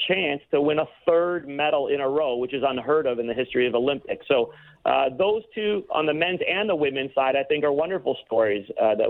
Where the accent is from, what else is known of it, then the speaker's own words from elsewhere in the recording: Toronto, Ontario, Canada; I grew up in Scarborough, went to Western